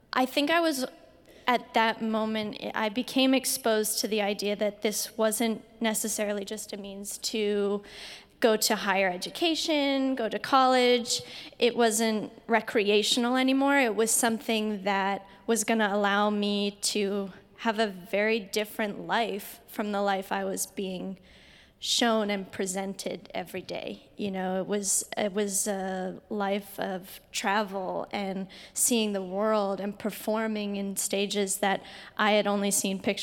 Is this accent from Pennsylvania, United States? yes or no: yes; Bucks County, Pennsylvania, United States; now in San Francisco, United States; I was born in Bucks County, Pennsylvania, about 45 minutes out of Philadelphia